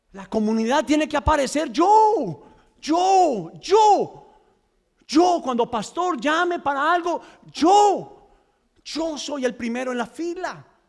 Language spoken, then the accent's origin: Spanish; Medellín, Antioquia, Colombia; now in United States; los que somos de Medellín.